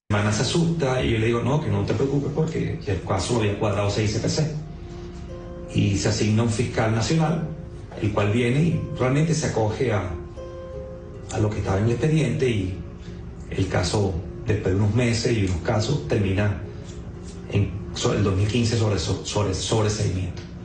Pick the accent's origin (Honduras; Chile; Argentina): Chile; now in Maracay, Venezuela; Soy chileno residente.